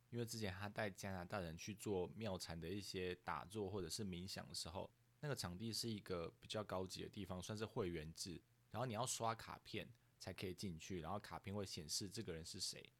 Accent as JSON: {"language": "Chinese", "country": "Taiwan", "said": "在我们台湾人"}